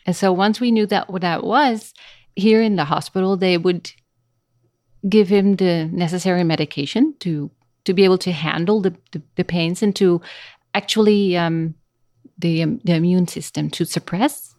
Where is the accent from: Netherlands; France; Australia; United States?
Netherlands; first language Dutch; English is a second language; moved away as an adult; now in Costa Rica; I was born in Holland, in the Netherlands